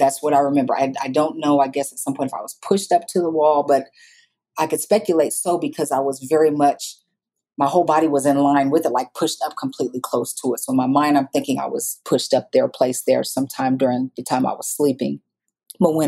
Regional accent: Iowa, United States; moved away as an adult; now in Dallas, United States; I grew up, like I said earlier, in Iowa

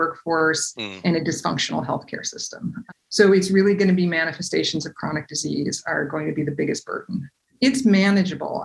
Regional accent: Seattle, Washington, United States; I grew up in Seattle

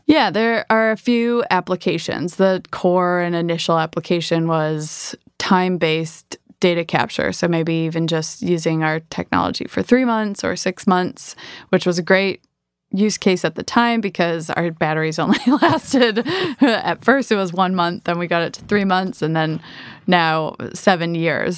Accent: Michigan, United States; moved away; I am from Michigan originally.

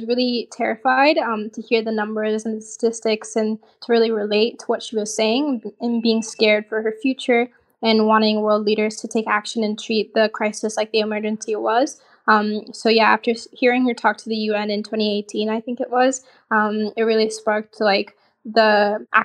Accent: Portland, Oregon, United States; moved away as an adult; also born or lived in Lagos, Nigeria; now in Israel; I grew up in Nigeria. I lived there till I was 8 years old.

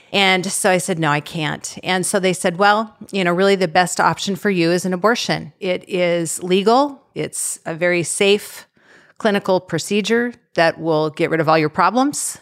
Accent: Eastern Washington, United States; I grew up in Eastern Washington with my parents and three older siblings

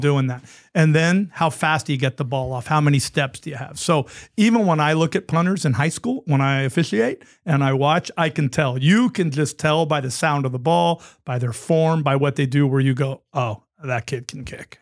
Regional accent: San Francisco Bay Area, California, United States; that was my hometown team

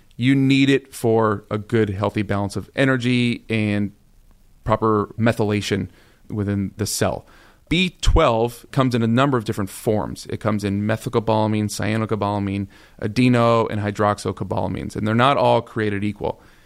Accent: Arizona, United States; moved away; also born or lived in Las Vegas; I'm originally from Arizona, born and raised, sunshine every single day of my life. Lived in Las Vegas for nine years

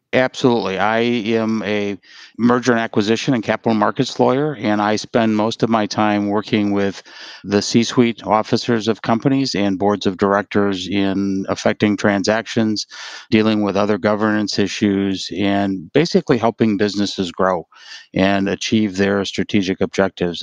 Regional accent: Wausau, Wisconsin, United States; also born or lived in Milwaukee, Wisconsin; now in Whitefish Bay, United States; I grew up in the north central part of Wisconsin, outside a little town called Wausau. And that was home for 18 years

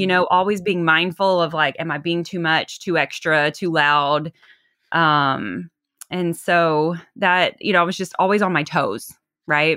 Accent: the South, United States; accent: twang; now in Los Angeles, United States; I'm from the South originally, hence that twang

